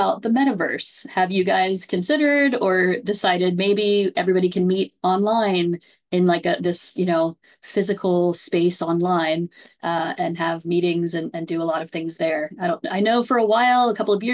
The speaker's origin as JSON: {"language": "English", "region": "Ohio", "country": "United States", "tie": "born or raised there", "said": "my home state of Ohio"}